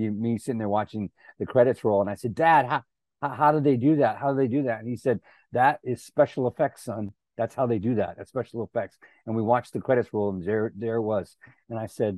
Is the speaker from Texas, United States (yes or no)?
yes; San Antonio, Texas, United States; moved away as an adult; now in Los Angeles, United States; a quarter of a mile from our house growing up in South Texas.